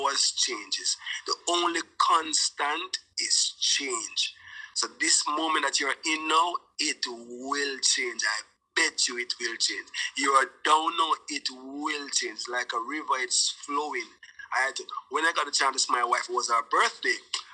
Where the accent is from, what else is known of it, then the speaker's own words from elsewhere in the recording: Jamaica; I went to St. George's College with both Stephen Marley and Ziggy Marley